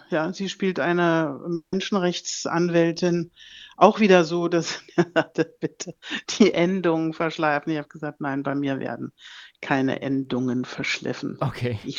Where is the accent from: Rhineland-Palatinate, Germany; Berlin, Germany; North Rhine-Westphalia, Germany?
Berlin, Germany; accent: Berlin dialect; ich spreche nur privat Berliner Dialekt.